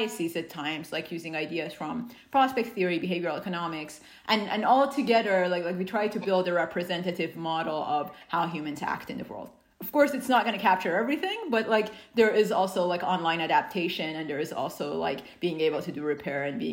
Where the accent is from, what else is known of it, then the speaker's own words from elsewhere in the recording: Iran; now in United States; I grew up in Iran